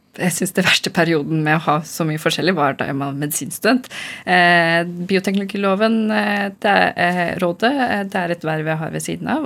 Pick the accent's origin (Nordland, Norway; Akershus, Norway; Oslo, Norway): Oslo, Norway; first language Urdu; jeg er født i Norge